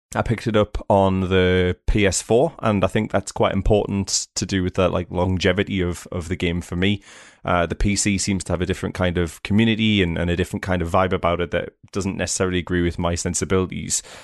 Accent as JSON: {"language": "English", "region": "England", "country": "United Kingdom", "said": "I'm from England too"}